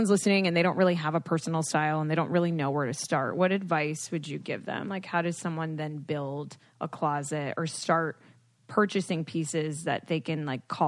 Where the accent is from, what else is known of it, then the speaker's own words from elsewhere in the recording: South Florida, United States; i grew up in south florida around a lot of like old people